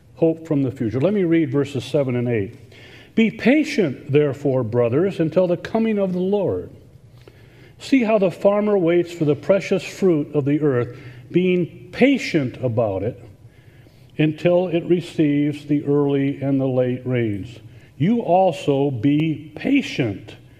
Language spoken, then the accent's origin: English; Iowa, United States; now in Indiana, United States; I grew up in Iowa, but I'm not a farm boy.